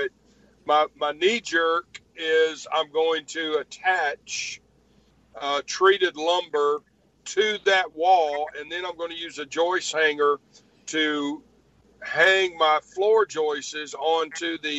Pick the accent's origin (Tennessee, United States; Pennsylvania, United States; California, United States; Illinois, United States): Tennessee, United States; Memphis; I'm from Memphis